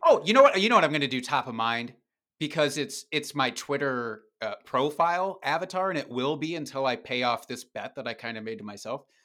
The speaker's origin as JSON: {"language": "English", "town": "Dubuque", "region": "Iowa", "country": "United States", "moved": "yes", "lives_now": "Wisconsin, United States", "said": "Dubuque, Iowa, which is a stone's throw away from where I live now in Wisconsin."}